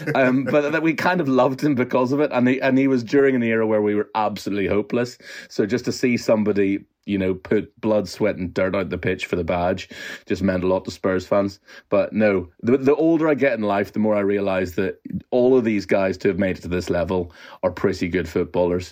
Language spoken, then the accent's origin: English; Northern Ireland, United Kingdom; I'm growing up in Northern Ireland in the 80s and 90s